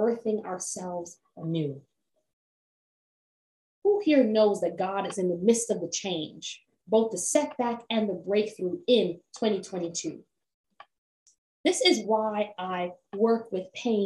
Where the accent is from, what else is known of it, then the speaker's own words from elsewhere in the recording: Jamaica; as a Jamaican Black femme woman